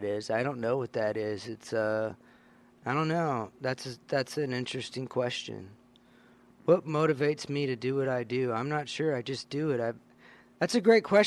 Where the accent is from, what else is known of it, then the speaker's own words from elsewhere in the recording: Louisiana, United States; where I grew up in Louisiana